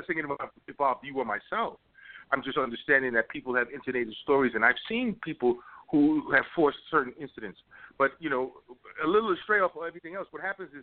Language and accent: English; New York, United States; moved away; I'm a New Yorker